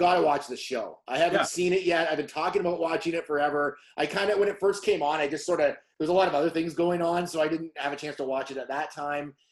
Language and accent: English; Canada; we're Canadian